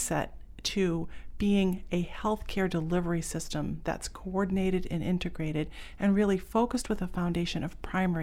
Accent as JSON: {"language": "English", "town": "Pownal", "region": "Maine", "country": "United States", "tie": "born or raised there", "also_born_or_lived": "Boston", "said": "I grew up in Pownall, Maine, and went to Freeport High School"}